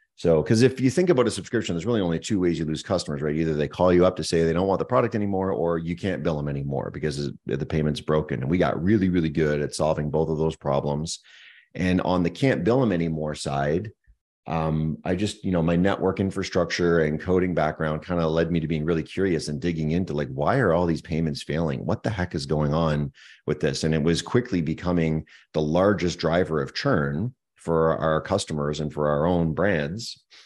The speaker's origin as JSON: {"language": "English", "town": "Moncton", "region": "New Brunswick", "country": "Canada", "tie": "born or raised there", "also_born_or_lived": "Montreal, Quebec", "moved": "as an adult", "lives_now": "Kelowna, Canada", "said": "born and raised on the east coast of Canada in a small little town called Moncton, New Brunswick"}